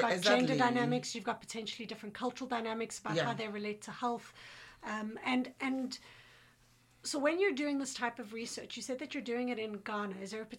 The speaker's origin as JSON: {"language": "English", "country": "South Africa", "moved": "yes", "lives_now": "Canada", "said": "I'm from South Africa"}